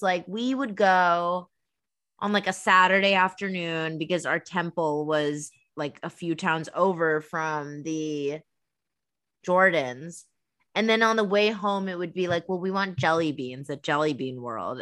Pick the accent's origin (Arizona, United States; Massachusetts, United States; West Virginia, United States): Massachusetts, United States; moved away; We're sisters and we're originally from Massachusetts